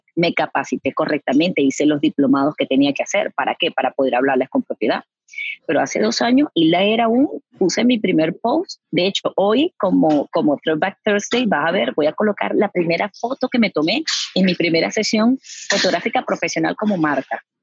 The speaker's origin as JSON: {"language": "Spanish", "country": "Venezuela", "moved": "as an adult", "lives_now": "Houston, United States", "said": "yo vengo de Venezuela. En Venezuela yo pasé a trabajar en, agencias publicitarias"}